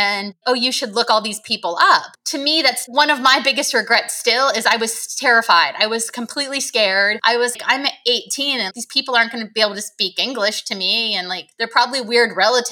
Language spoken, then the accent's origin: English; Nazareth, Pennsylvania, United States; also born or lived in Bethlehem, Pennsylvania / Sudan / Washington, D.C. / Oregon; now in Florida, United States; I grew up on the East Coast in Pennsylvania and born in Bethlehem, raised in Nazareth, just like Jesus, but in the Pennsylvania version